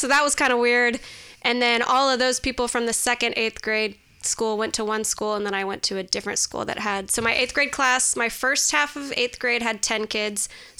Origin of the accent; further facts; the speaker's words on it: Muncie, Indiana, United States; So I was born in Indianapolis, Indiana. Okay. That's where both of my folks grew up, in Carmel, Indiana. And then we moved to Muncie, Indiana when I was, I think, four or five